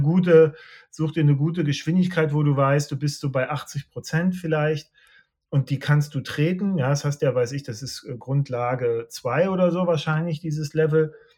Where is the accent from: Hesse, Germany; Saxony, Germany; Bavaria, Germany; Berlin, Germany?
Saxony, Germany; Leipzig; Ich komme aus Leipzig